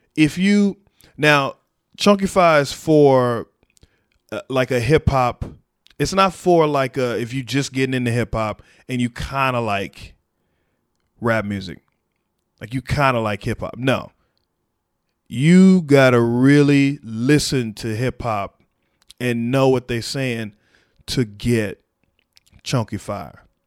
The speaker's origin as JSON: {"language": "English", "region": "Texas", "country": "United States", "said": "me as a Texan"}